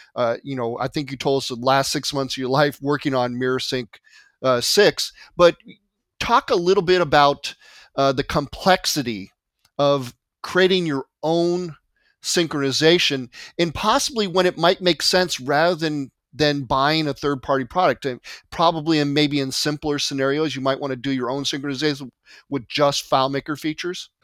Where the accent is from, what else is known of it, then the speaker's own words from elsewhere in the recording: California, United States; also born or lived in Marietta, Georgia; I'm born and raised in California